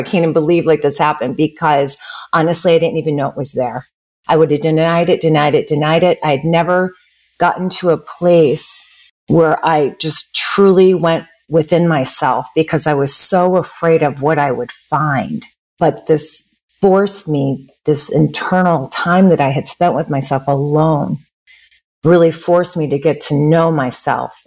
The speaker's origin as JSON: {"language": "English", "town": "Chicago", "region": "Illinois", "country": "United States", "also_born_or_lived": "Bay Area, California", "moved": "yes", "lives_now": "Bend, United States", "said": "I'm originally from the Midwest, from Chicago."}